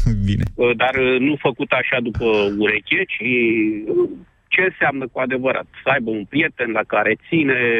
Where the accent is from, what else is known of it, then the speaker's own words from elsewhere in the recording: Roșiori de Vede, Teleorman County, Romania; noi suntem din Roșiori, nu din Alexandria.